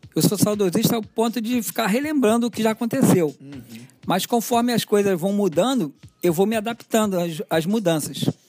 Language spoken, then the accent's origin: Portuguese; Rio de Janeiro, Brazil; desde criança eu sou cria aqui de Marechal Hermes